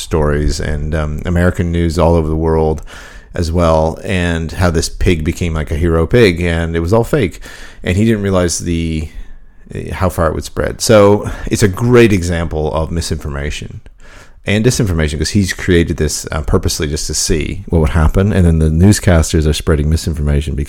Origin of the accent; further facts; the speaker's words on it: Canada; moved away; my hometown in Canada